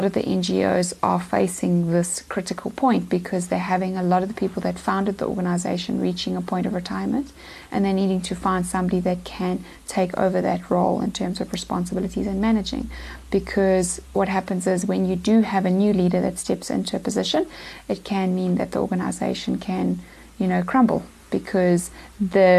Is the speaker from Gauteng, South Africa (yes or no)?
no; Pietermaritzburg, KwaZulu-Natal, South Africa; now in Eastern Cape, South Africa; I'm actually from Pietermaritzburg in KZN, but I've been in the Eastern Cape now for 10 years.